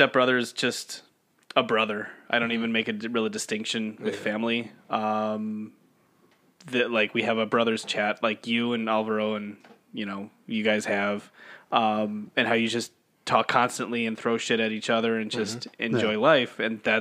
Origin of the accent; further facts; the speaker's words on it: Illinois, United States; growing up in Illinois